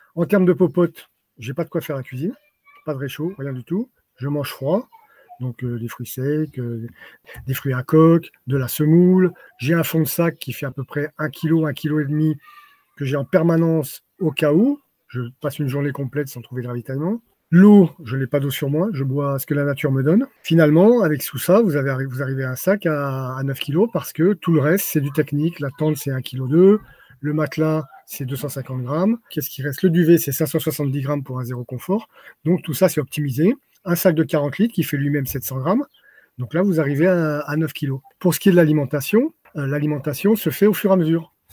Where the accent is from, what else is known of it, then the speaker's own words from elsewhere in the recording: France; now in Montpellier, France; je suis né dans les Pyrénées, je suis un Pyrénéen